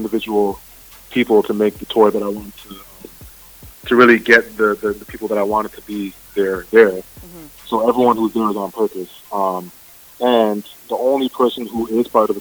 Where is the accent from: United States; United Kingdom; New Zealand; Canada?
Canada; growing up in Canada, there's a huge Caribbean population here, and I myself from Caribbean background